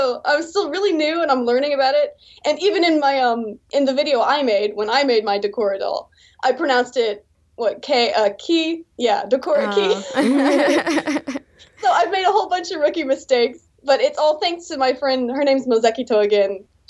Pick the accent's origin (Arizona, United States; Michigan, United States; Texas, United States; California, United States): Texas, United States; moved away as an adult; now in South Korea; Yes, I'm American. I'm from Texas originally.